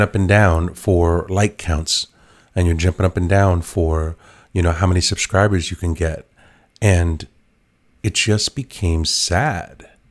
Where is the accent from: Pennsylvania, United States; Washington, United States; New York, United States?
New York, United States; New York City; I was an inner city kid, like, I was born in the Bronx